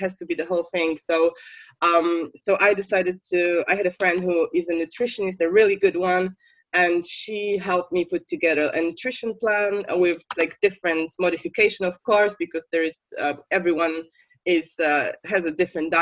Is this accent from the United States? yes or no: no; Poland; English is a second language; moved away as an adult; now in United Kingdom; I'm from Poland, I should probably say that. And when I was living in Poland like years ago